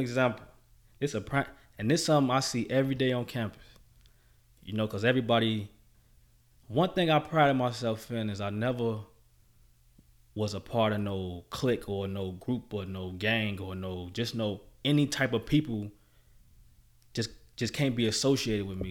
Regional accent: Chicago, Illinois, United States; my experience in Chicago was good

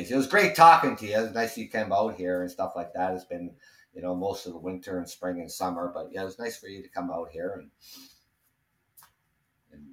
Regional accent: Canada; We're Canadian

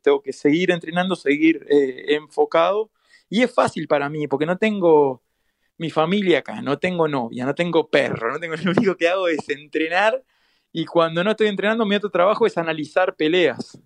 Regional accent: Uruguay; de donde vengo yo, de, Uruguay, eh, somos como una, somos muy, muy poquitos, somos 3 millones nada más

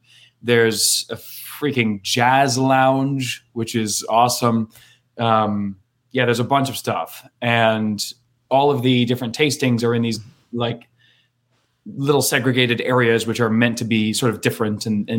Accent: Maine, United States; I grew up in Maine, Canada Junior.

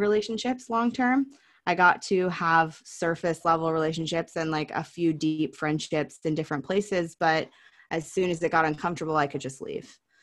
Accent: Oregon, United States; growing up in Oregon

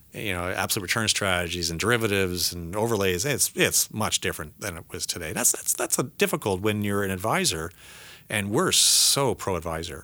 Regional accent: Canada; moved away as an adult; also born or lived in United States; I'm American now as well, so I'm more Canadian, but I'm, I'm a dual citizen

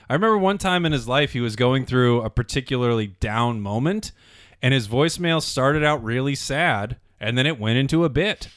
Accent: Las Vegas, Nevada, United States; I grew up in Las Vegas

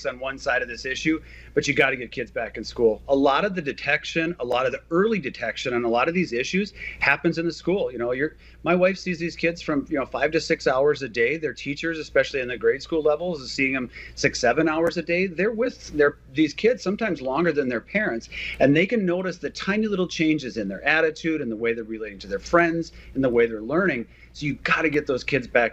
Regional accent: Minnesota, United States; It's great to be back in my home state

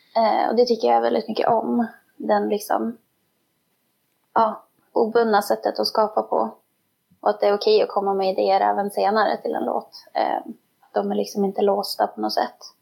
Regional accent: Skellefteå, Västerbotten County, Sweden; jag eh, är ju också från Skellefteå

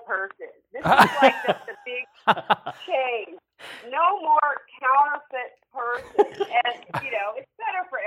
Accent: San Francisco, California, United States; I grew up in San Francisco

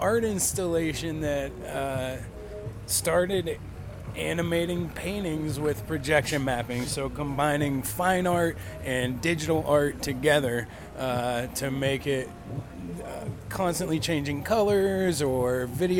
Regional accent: Ohio, United States; moved away as an adult; now in New Smyrna Beach, United States; I'm from Ohio originally. Moved to Florida about 7 years ago

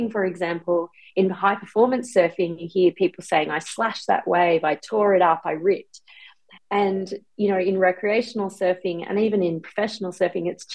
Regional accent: Byron Bay, New South Wales, Australia; I grew up in Byron Bay, and I learned to swim in the Byron Bay pool

